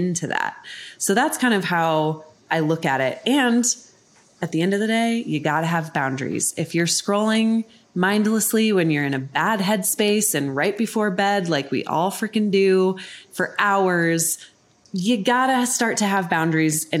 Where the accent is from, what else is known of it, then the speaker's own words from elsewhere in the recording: Colorado, United States; moved away as an adult; also born or lived in New York City; now in Denver, United States; I'm from Colorado